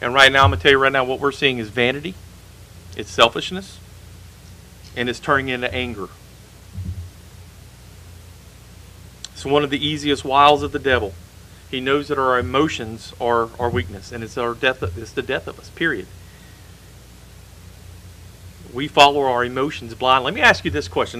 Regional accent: United States; The country that I grew up in has gone away

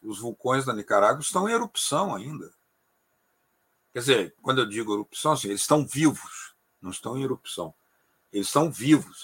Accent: Brazil; do Brasil

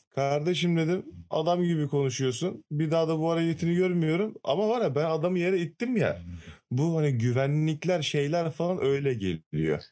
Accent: Trabzon, Turkey; ben de Trabzonluyum.

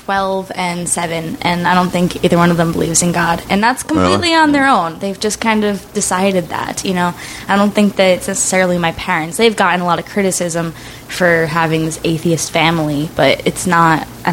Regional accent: Cranston, Rhode Island, United States; I grew up in Rhode Island. Okay. More specifically, Cranston, Rhode Island.

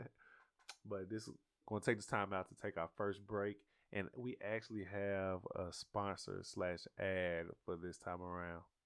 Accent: the South, United States; I'm from the South, bro. We started driving at fourteen around here

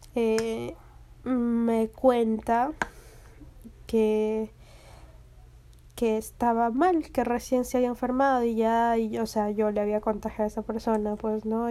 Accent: Peru; aquí en mi país, en Perú

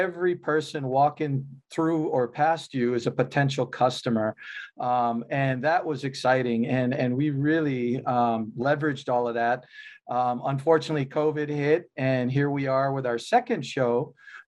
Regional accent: Hawaii, United States; I grew up in Hawaii, lived here over 40

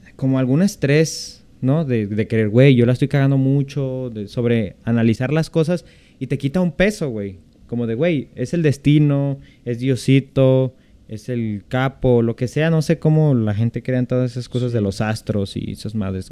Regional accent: central/western Mexico, Mexico; yo soy del centro de México, soy del occidente, entonces aquí no se celebra tanto el Halloween

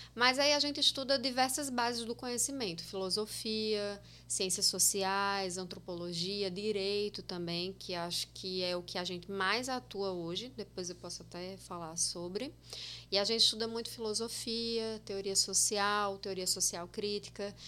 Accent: Itaporanga, Paraíba, Brazil; moved away as an adult; also born or lived in Osasco, São Paulo; now in João Pessoa, Brazil; Nasci em Osasco, logo depois, uns seis anos depois, eles se divorciaram. Me mudei para Itaporanga com minha mãe. E lá eu vivi até 2009

